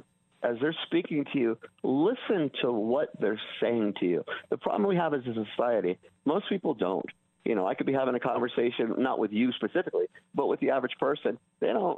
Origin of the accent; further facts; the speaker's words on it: California, United States; growing up in California, if you ran away back in the 70s, you went to juvenile hall.